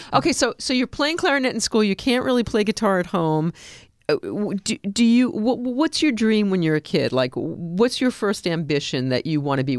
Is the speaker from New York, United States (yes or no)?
yes; New York, United States; I'm a New Yorker. I'm a New Yorker